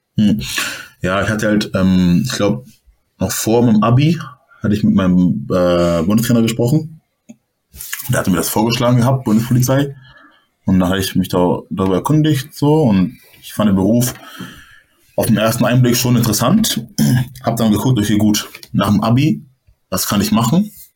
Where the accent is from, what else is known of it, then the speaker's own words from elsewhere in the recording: Hamburg, Germany; moved away as an adult; now in Berlin, Germany; Ich komme aus Hamburg, Hamburg ist eher so, okay, so eine große Stadt